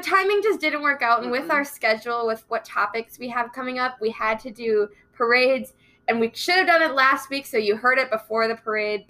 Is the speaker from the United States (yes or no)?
yes; Cokato / Dassel area, Minnesota, United States; my hometown of, like, the Cokato Corn Carnival or Dassel Red Rooster Days.